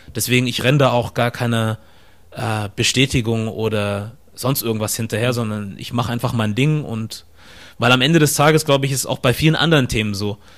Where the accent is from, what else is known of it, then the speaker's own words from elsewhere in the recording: Ostfildern, Baden-Württemberg, Germany; moved away as an adult; now in Hamburg, Germany; ich komme aus Stuttgart ursprünglich, aus der Nähe von Stuttgart, Ostfildern, um genau zu sein äh, hier in Deutschland geboren